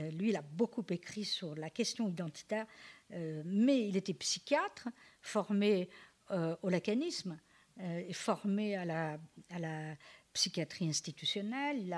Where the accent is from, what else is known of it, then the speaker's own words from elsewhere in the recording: France; écoutez, je vais vous embêter, là, mais je suis française.